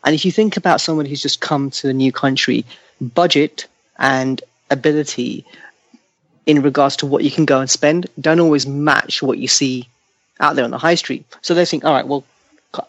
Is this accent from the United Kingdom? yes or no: yes; London, United Kingdom; I grew up in Southall, which is West London